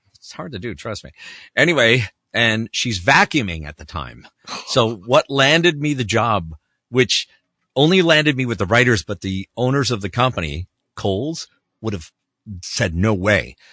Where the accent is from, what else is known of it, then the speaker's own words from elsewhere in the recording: Canada; moved away; I grew up in Canada